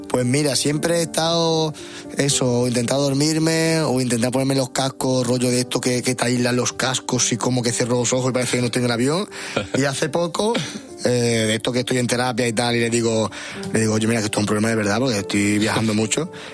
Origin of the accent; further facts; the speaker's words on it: Seville, Andalusia, Spain; Sevilla playa poco tenemos